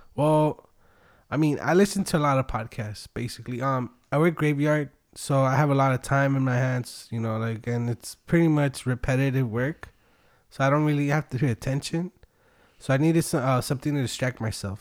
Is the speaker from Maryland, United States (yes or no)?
no; Wilmington, California, United States; born or raised there; also born or lived in Long Beach / Tijuana, Mexico; now in San Pedro, United States